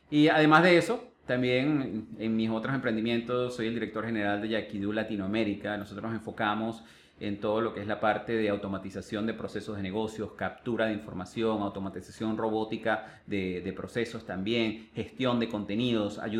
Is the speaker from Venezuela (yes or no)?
yes; Venezuela; born there; Tú comentaste inicialmente que yo nací en Venezuela pero realmente muy poco vas a ver que yo me catalogo como venezolano.